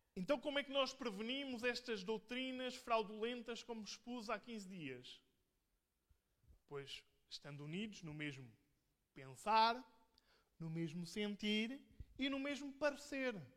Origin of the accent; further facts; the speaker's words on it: Portugal; eu sou português